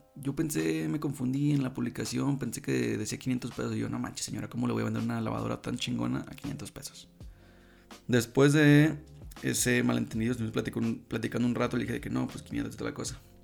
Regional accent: La Paz, Baja California Sur, Mexico; moved away; en La Paz, de donde yo soy

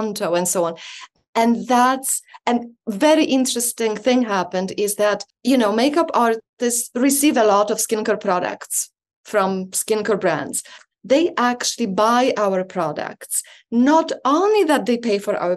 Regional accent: Poland; now in Canada; I was born in Poland, lived in Canada for about 25 years

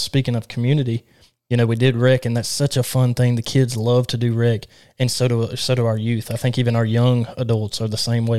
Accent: Alabama, United States; I'm from Alabama

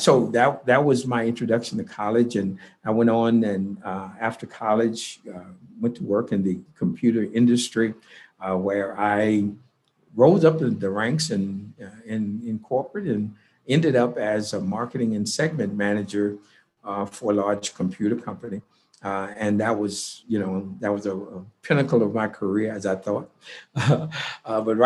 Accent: Houston, Texas, United States; I grew up in Houston, Texas, and in predominantly all Black neighborhood

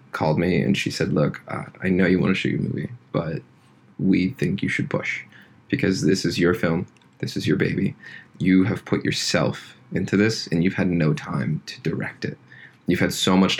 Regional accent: Deer Lakes, Pennsylvania, United States; moved away; my hometown, which is Deer Lakes, Pennsylvania

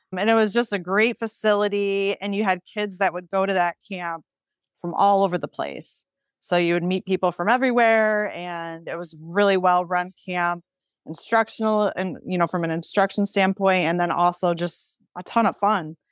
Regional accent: Pavilion, New York, United States; I'm from Pavilion, New York, which is a super small town. I graduated with fifty-two students.

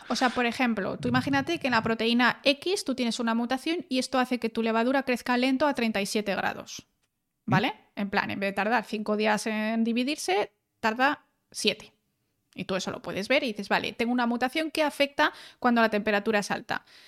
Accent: León, Castile and León, Spain; also born or lived in Germany; now in Valencia, Spain; en León tenemos gente que es la leche

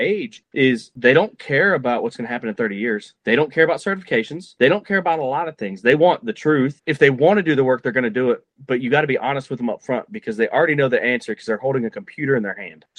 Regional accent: Cleveland, Ohio, United States; moved away as an adult; I'm from Ohio. I grew up in Cleveland

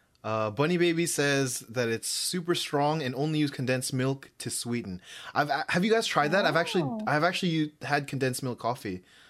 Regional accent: Philippines; accent: Filipino; English is a second language

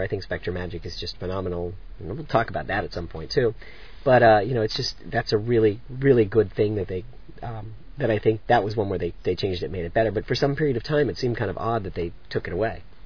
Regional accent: South Florida, United States; also born or lived in Orlando, Florida; I grew up in South Florida

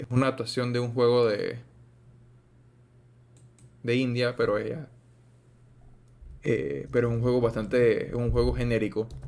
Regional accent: Panama; como si soy panameño

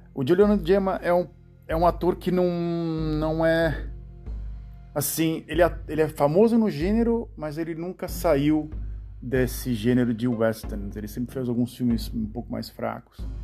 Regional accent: Santos, São Paulo, Brazil; da cidade de Santos, onde a cidade onde eu nasci

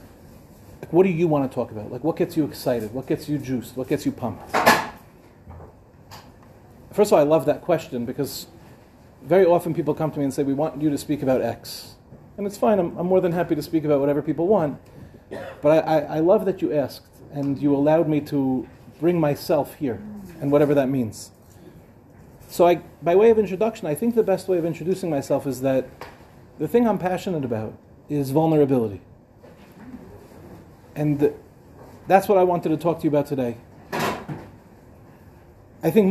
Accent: Five Towns, Long Island, New York, United States; also born or lived in Lawrence, New York / Far Rockaway, New York; now in Israel; I was born in the Five Towns

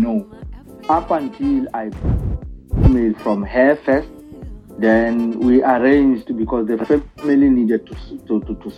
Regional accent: South Africa

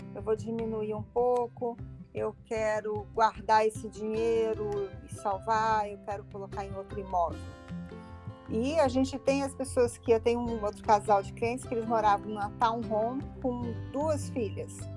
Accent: Rio de Janeiro, Brazil; accent: Brazilian; moved away as an adult; also born or lived in Los Angeles, United States / Brasília, Brazil; now in Florida, United States; eu sou do Rio, do Rio de Janeiro, e na década de 90 eu fui para Califórnia, fui para Los Angeles

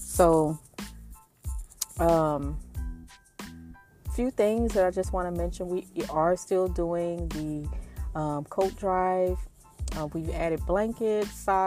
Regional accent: New Orleans, Louisiana, United States; moved away as an adult; also born or lived in Kansas / Tulsa, Oklahoma; now in Dallas, United States; I grew up in New Orleans, Louisiana, up until I was 18.

